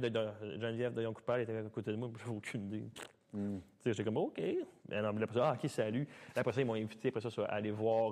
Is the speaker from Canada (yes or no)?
yes; Mont-Saint-Hilaire, Quebec, Canada; also born or lived in Sainte-Julie; J'étais revenu à Mont-Saint-Hilaire, euh, ma ville natale, chez ma sœur